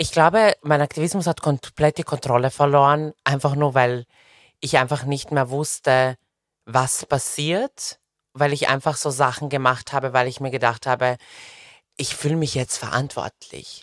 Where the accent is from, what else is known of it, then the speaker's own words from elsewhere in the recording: Serbia; moved away; also born or lived in Belgrade, Serbia; meine Eltern haben mich mit 14 einfach nach Belgrad alleine geschickt äh, auf, ein, auf eine Schule